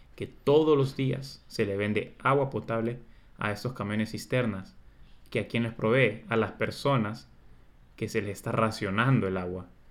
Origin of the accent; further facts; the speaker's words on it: Honduras; nosotros como hondureños